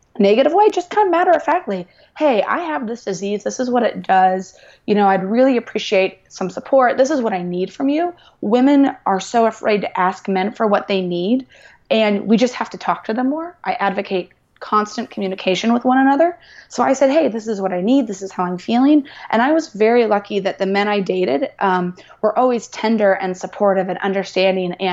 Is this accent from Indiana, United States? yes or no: yes; Indianapolis, Indiana, United States; I'm from Indianapolis, Indiana, and it's a very traditional place, very traditional state